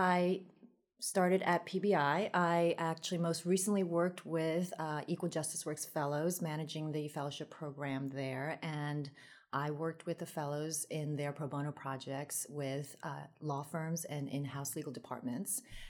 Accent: Queens, New York, United States; And I grew up in Queens, so people say, why don't you have a Queens accent? I think it's because, you know, I had a dual language growing up, so spoke Taiwanese at home and then English outside.

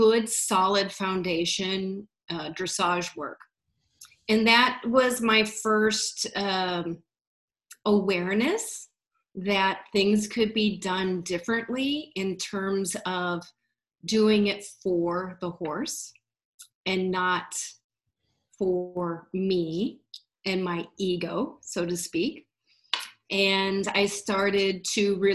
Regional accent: Iowa, United States; moved away; also born or lived in Wisconsin; I was originally from Iowa

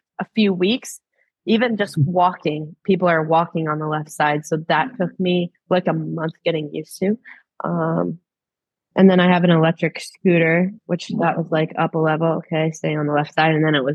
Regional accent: Maine, United States; moved away as an adult; now in Australia; I've grown up on the coast back home

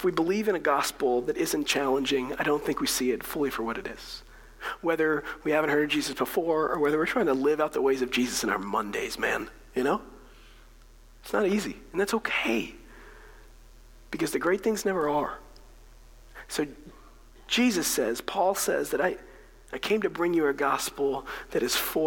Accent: United States; as Americans

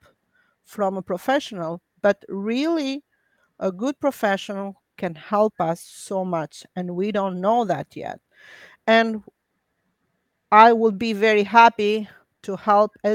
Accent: Albania; English is a second language; moved away as an adult; I'm an immigrant from Albania, just like yourself, first generation

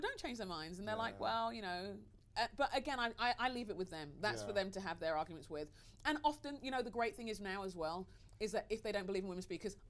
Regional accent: London, United Kingdom; I'm Nigerian. {S3} Yeah. {S2} That's all I'm going to say about that. Do you know what I mean? I'm a Nigerian Londoner.

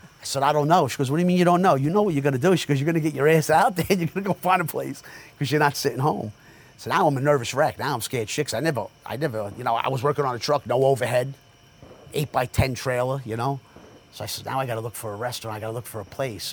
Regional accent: Jersey City, New Jersey, United States; now in Sayreville, United States; Born and raised in Jersey City. You know, I live in Sayreville

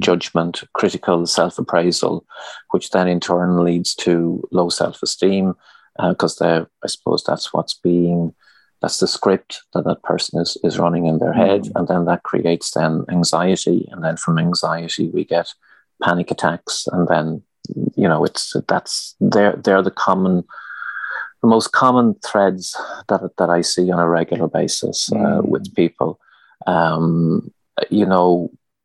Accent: Leitrim, Connacht, Ireland; I'm originally from Leitrim, mm-hmm. and I grew up on a farm there

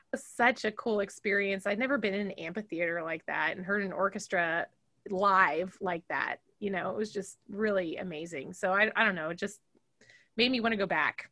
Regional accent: Fresno, California, United States; moved away as an adult; also born or lived in Chicago, Illinois; now in Macomb, United States; I grew up in Fresno, California

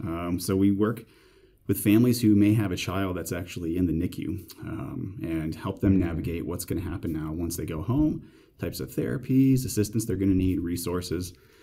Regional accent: Queensbury, New York, United States; I actually grew up in upstate New York, closer to Canada than New York City, in a place called Queensbury. It's kind of on the Vermont, New York border, halfway up, essentially. Grew up there

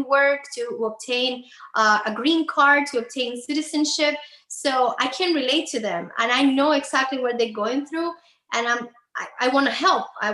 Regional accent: Havana, Cuba; moved away as an adult; now in Miami, United States; I was actually born and raised in Cuba, in Havana. I moved to Miami when I was 25 years old

